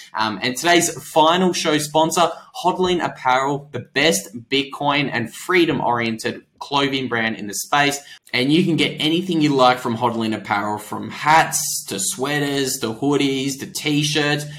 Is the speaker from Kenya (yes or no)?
no; Australia; I'm Australian